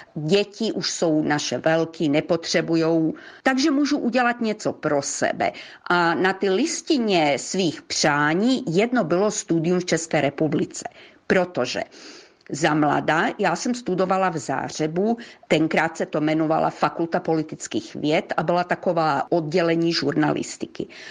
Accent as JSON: {"language": "Czech", "country": "Croatia", "said": "já jsem krajanka z Chorvatska"}